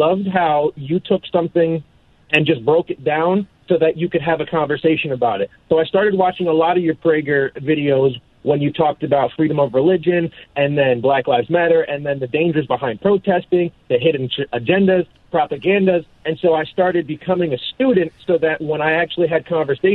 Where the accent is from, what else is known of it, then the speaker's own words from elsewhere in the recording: Vineland, New Jersey, United States; I'm in Vineland, New Jersey. That's my hometown